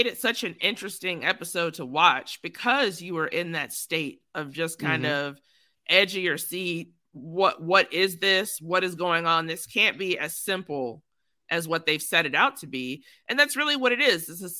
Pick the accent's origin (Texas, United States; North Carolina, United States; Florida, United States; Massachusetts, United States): Texas, United States; You're from Texas, so I am from Texas.